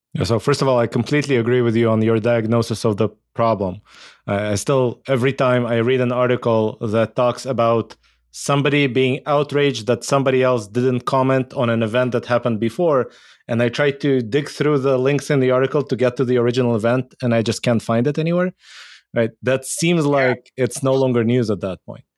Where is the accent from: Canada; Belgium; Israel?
Israel; I grew up in Israel.